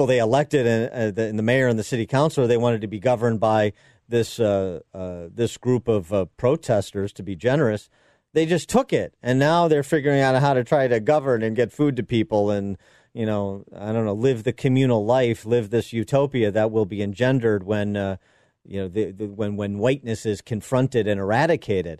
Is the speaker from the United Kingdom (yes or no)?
no; Illinois, United States; my home state of Illinois